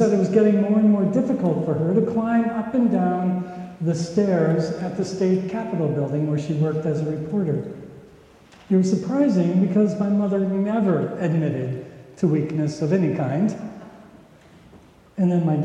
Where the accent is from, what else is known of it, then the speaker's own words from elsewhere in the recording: Minnesota, United States; When I was growing up in Minnesota